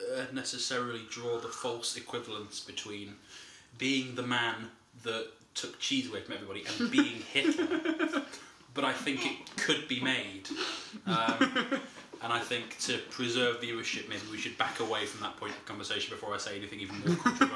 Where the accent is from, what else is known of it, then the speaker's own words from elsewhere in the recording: Yorkshire and the Humber, United Kingdom; So I don't sound it, but I am a Yorkshireman. You can tell it because I say the word bath correctly.